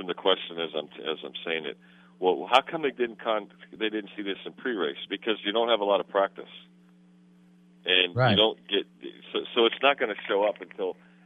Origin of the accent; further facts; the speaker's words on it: near Tri-City Speedway, Pennsylvania, United States; a place called Tri-City Speedway near my hometown